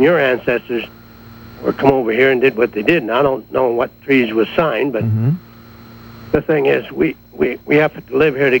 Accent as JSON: {"language": "English", "country": "Canada", "tie": "born or raised there", "said": "I feel I'm as much a native as an Indian. I was born in this country."}